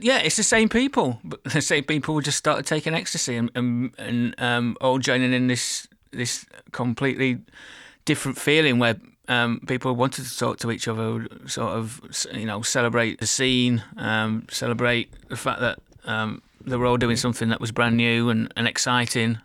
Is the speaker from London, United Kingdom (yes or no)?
no; Burnley, North West England, United Kingdom; I'm from a small town twenty miles north of Manchester called Burnley